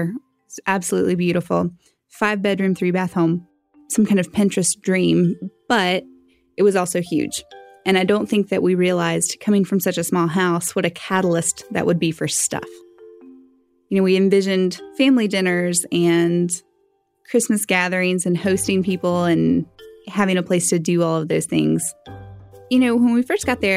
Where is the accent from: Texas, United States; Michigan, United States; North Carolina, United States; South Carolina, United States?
North Carolina, United States; Western; I'm from Western North Carolina, and I'm 31 years